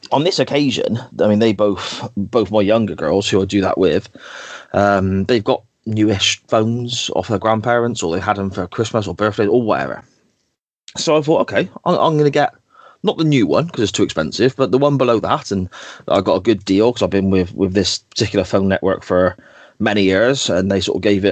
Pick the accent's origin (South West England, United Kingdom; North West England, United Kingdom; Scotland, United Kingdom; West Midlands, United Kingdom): South West England, United Kingdom; Gloucester; my home city or my hometown's Guild Hall